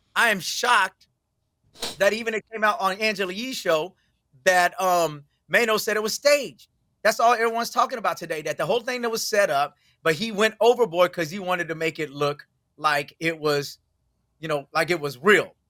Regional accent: Houston, Texas, United States; moved away; I'm from Houston originally

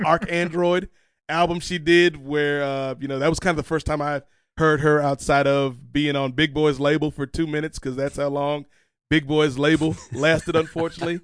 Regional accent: Virginia, United States; growing up in Virginia

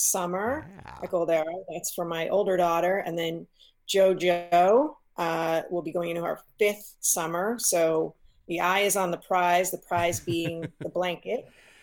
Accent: East Coast, United States; moved away; I grew up on the East Coast, so that's a world where, you know, most everybody goes to camp

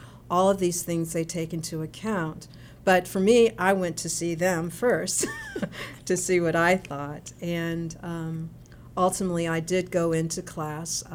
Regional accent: Kansas City, Missouri, United States; moved away; I was born and raised here in Kansas City, Missouri

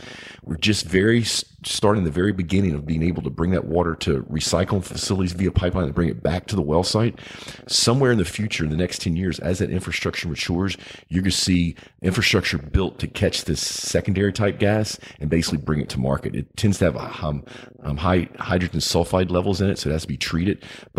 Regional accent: United States; when I think about it as an American, longer term wise, how cool would it be to have our steel industry come back?

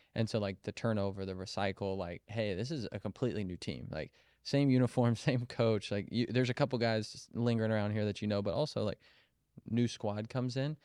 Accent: Kansas City, United States; moved away as an adult; also born or lived in Colorado; I grew up in Kansas City

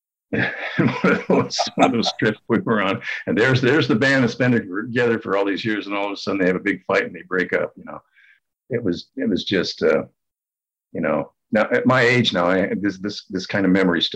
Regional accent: California, United States; I was from California

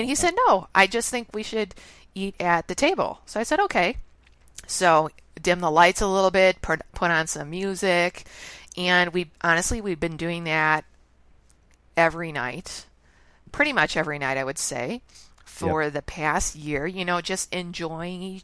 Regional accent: Chicago, Illinois, United States; I'm born and raised in Chicago

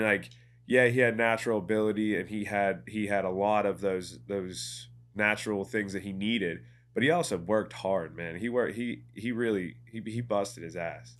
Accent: Ambridge, Pennsylvania, United States; also born or lived in Johnstown / Pittsburgh; I'm from Ambridge

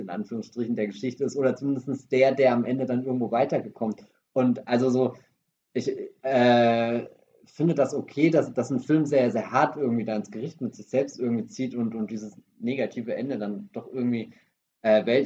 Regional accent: Germany; first language German; bei uns in Deutschland

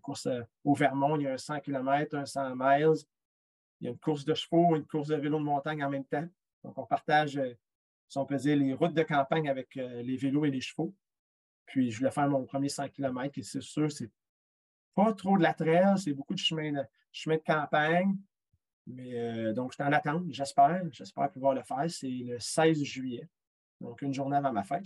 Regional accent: Quebec, Canada; je suis québécois

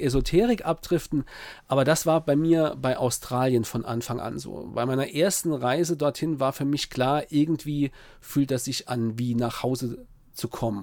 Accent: Saarpfalz-Kreis, Saarland, Germany; Heimat ist natürlich dort, wo ich geboren bin, im Saarland, ja, im Saarpfalzkreis, wo ich aufgewachsen bin

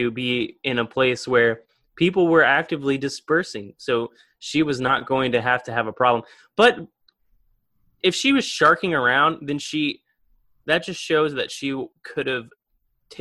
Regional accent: Madison, Indiana, United States; now in Bloomington, United States; I'm from Madison

